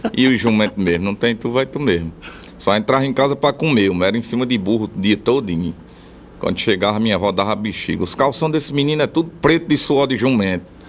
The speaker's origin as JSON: {"language": "Portuguese", "town": "Bom Jesus", "region": "Rio Grande do Norte", "country": "Brazil", "tie": "born or raised there", "also_born_or_lived": "Natal", "said": "Eu nasci na capital, porque lá na cidade não tinha maternidade, mas fui criado em Bom Jesus."}